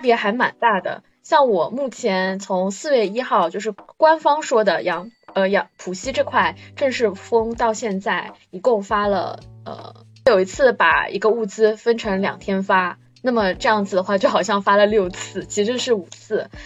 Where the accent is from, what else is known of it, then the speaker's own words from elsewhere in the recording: Shanghai, China; 我在上海生活了将近快三十年